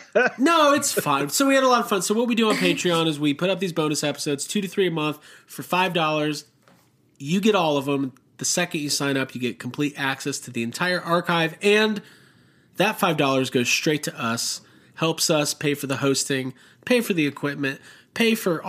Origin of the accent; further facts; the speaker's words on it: Netherlands; I'm from Holland. Isn't that weird?